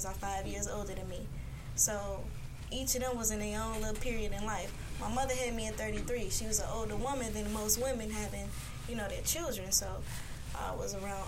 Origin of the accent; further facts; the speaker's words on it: Chicago, Illinois, United States; moved away as an adult; also born or lived in California; I'm from Chicago. I just lived in California